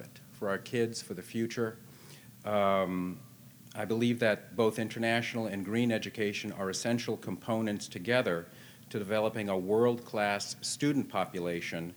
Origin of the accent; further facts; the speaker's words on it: Boston, Massachusetts, United States; also born or lived in Manhattan, New York / California; now in Washington, United States; I was in Boston, you know, went to law school there and kind of grew up there as a kid before I went to California